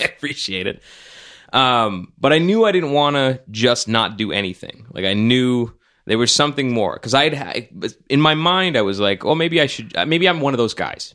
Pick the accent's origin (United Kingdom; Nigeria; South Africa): Nigeria; as a Nigerian